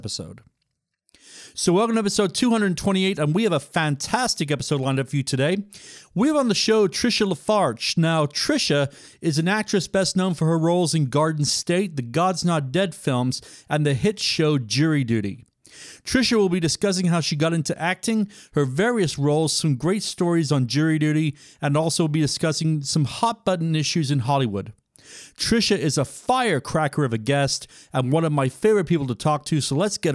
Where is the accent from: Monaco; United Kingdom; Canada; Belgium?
United Kingdom; I'm from Great Britain